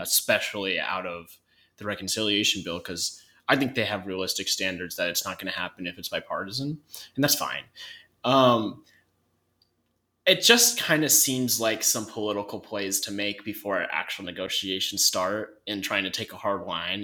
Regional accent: North Idaho, United States; I'm from North Idaho

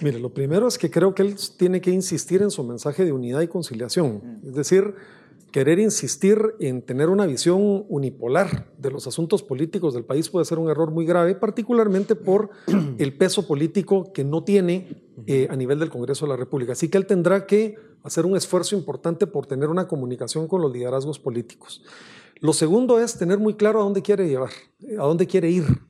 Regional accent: Guatemala; nosotros nos corresponde como guatemaltecos

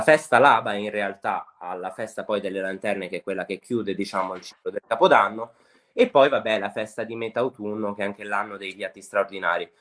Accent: Sanremo, Liguria, Italy; io sono nato e cresciuto a Sanremo

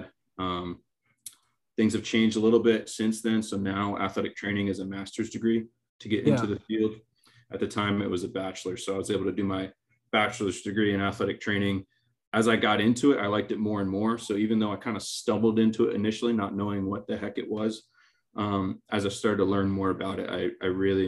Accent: Maine, United States; now in Wilmington, United States; I grew up in Maine

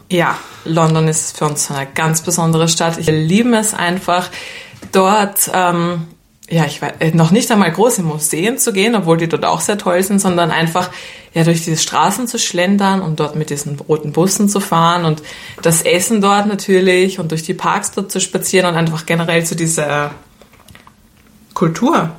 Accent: Vienna, Austria; wir kommen ja aus Wien

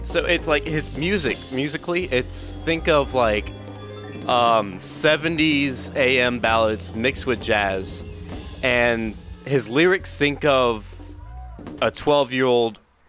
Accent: South Carolina, United States; I'm from South Carolina, and we both play piano

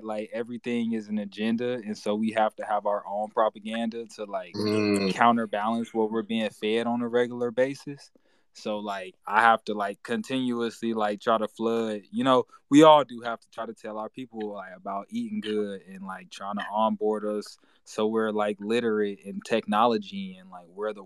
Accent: Gary, Indiana, United States; now in Arizona, United States; I'm originally from Gary, Indiana

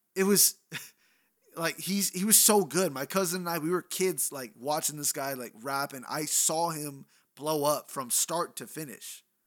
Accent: Bay Area, California, United States; I'm from the Bay Area

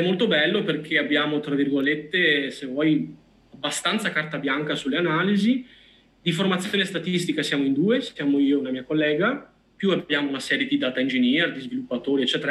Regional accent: Vicenza, Veneto, Italy; io sono di Vicenza quindi ho Padova qua vicino

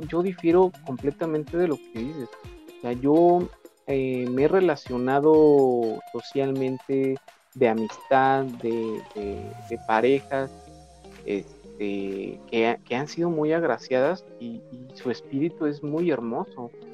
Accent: Mexico; como mexicanos

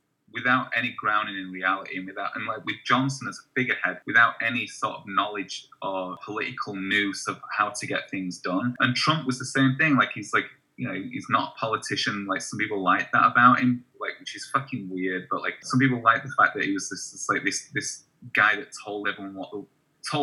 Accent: Wakefield, Yorkshire and the Humber, United Kingdom; moved away as an adult; now in Portland, United States; I'm from Wakefield, which is in West Yorkshire

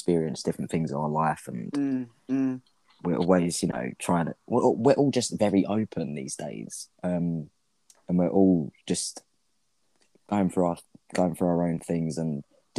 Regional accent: Kent, South East England, United Kingdom; I'm 23, I'm from Kent.

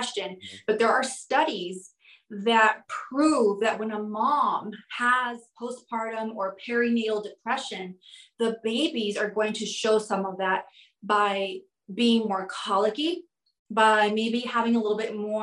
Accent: Southwest, United States; now in New York City, United States; I'm originally from the Southwest

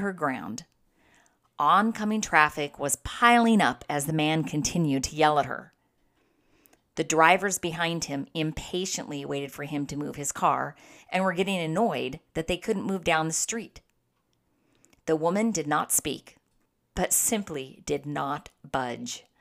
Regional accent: San Diego, California, United States; Growing up in San Diego, we found the beach to be our playground. Being local kids

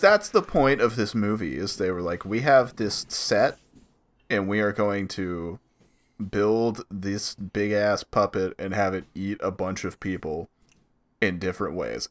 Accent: Atlanta, Georgia, United States; we're all from Atlanta

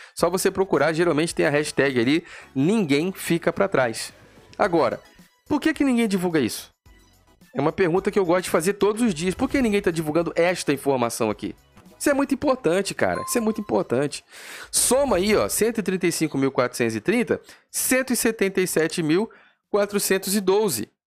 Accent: Brazil; Eu sou brasileiro, meu amigo. Eu sou brasileiro.

